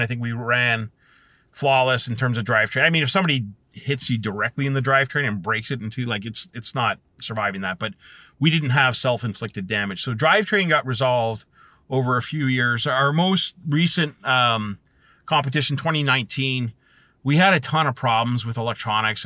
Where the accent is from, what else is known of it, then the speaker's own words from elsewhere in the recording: Canada; being Canadian